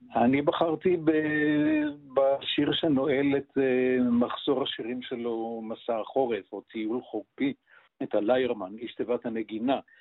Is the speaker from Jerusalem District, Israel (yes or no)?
yes; Jerusalem, Jerusalem District, Israel; also born or lived in Kiryat Anavim; אני נולדתי פיזית בהדסה הר הצופים ועזבתי את הקיבוץ שבו אה, חיו הוריי, זה קריית ענבים, אה. עזבתי אותו מסיבות אידיאולוגיות